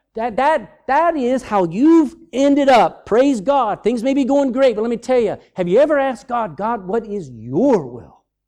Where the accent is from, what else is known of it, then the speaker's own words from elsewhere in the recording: United States; moved away; I'm American